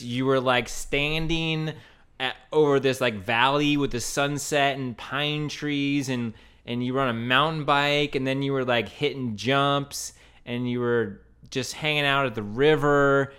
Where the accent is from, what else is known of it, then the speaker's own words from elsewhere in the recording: Oregon, United States; one of my favorite places in the world, and that's Central Oregon, my home state of Oregon.